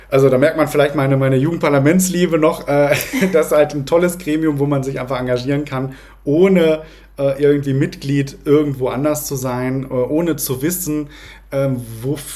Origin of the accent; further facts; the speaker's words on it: North Rhine-Westphalia, Germany; Aber bei uns sagt man, äh, ich komme aus dem Ruhrgebiet, bei uns sagt man ohne Moos nichts los.